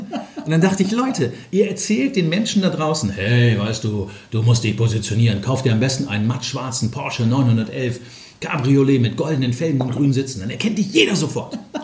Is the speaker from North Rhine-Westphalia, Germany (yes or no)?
yes; Ruhr area, North Rhine-Westphalia, Germany; moved away as an adult; now in Hamburg, Germany; ich komme ja aus dem Ruhrgebiet